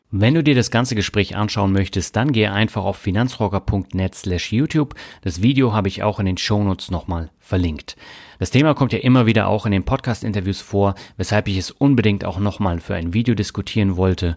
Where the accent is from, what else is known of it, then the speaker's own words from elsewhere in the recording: Germany; als Deutscher